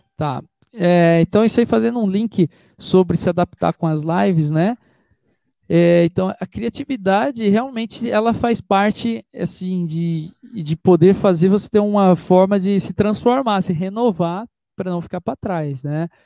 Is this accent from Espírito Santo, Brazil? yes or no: no; Itu, São Paulo, Brazil; Eu sou da cidade de Itu